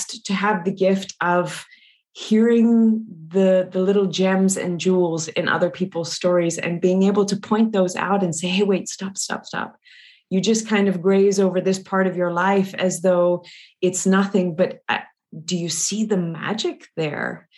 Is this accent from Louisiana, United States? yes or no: yes; Louisiana, United States; I'm originally from Louisiana in the US, deep south.